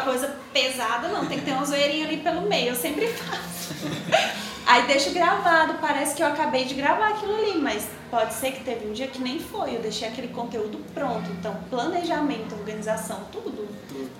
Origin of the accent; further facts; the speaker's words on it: Açailândia, Maranhão, Brazil; moved away; also born or lived in Tocantins; eu morava em Açailândia, Açailândia, Maranhão. É uma cidade de 110 mil habitantes